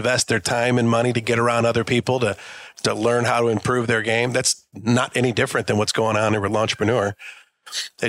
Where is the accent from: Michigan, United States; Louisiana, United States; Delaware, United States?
Michigan, United States; Detroit; I grew up here in Detroit.